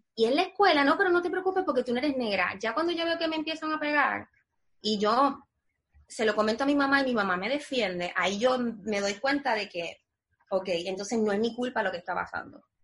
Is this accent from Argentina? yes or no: no; Puerto Rico; moved away as an adult; now in United States; nosotros los puertorriqueños